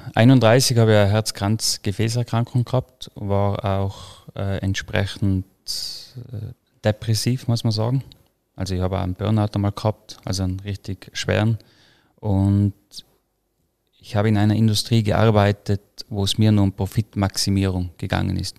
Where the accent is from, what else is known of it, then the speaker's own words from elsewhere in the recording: Croatia, Tyrol, Austria; wo ich aufgewachsen bin, in Kroatien, der Garten, in Tirol, die Felder